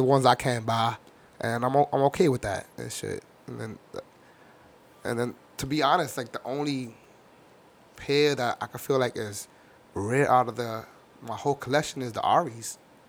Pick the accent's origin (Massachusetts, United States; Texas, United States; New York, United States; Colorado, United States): New York, United States; New York City; So I'm from the Bronx